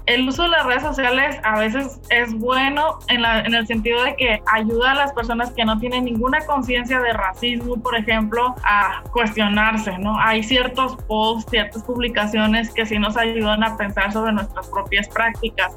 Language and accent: Spanish; Mexico; Que somos mexicanos